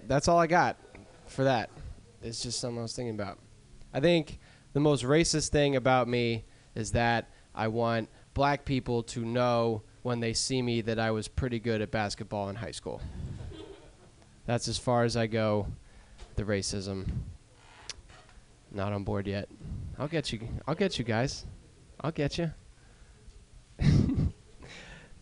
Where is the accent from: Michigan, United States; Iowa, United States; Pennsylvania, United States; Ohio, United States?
Pennsylvania, United States; I'm from Pennsylvania